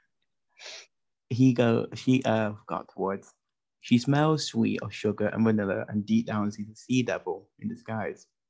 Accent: United Kingdom; as a British person

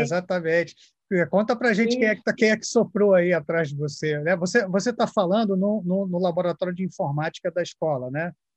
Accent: Brazil; que sou brasileiro

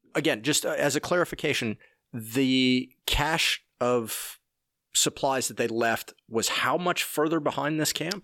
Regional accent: Oak Ridge, Tennessee, United States; also born or lived in Aiken, South Carolina; I grew up in Oak Ridge, Tennessee, and have spent time in Aiken, South Carolina

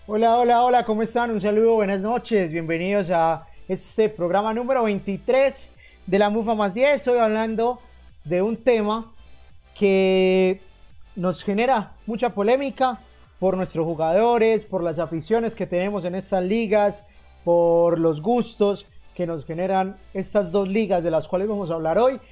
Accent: Colombia; nosotros como colombianos

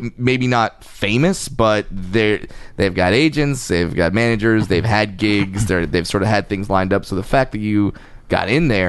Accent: Orange County, California, United States; Yeah, well, you know, I'm from Orange County.

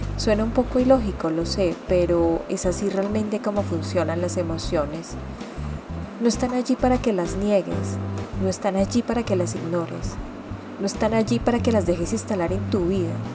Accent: Colombia; mi país, que es Colombia

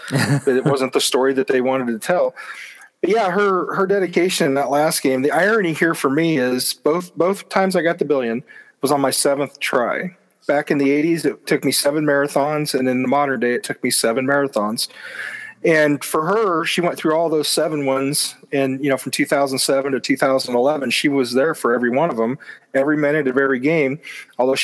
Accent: Ottumwa, Iowa, United States; my hometown of Ottumwa

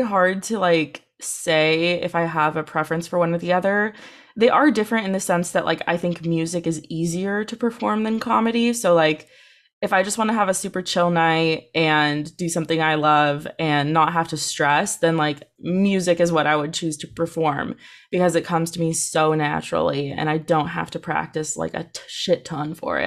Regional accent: Santa Cruz, California, United States; born or raised there; also born or lived in England

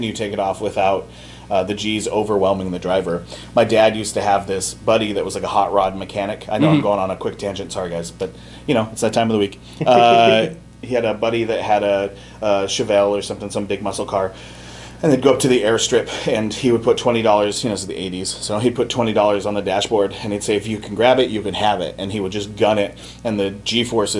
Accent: Arizona, United States; moved away; I grew up in Arizona. And, as a teenager, I'd get on my dirt bike

